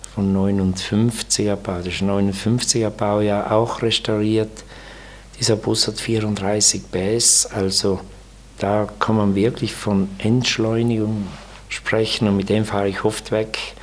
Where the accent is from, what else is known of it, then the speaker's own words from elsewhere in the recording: South Tyrol, Trentino-Alto Adige, Italy; bei uns in Südtirol